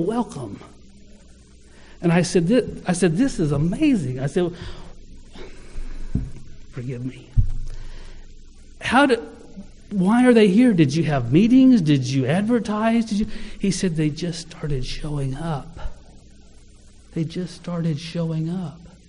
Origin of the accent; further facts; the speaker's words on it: Ardmore, United States; I was from Ardmore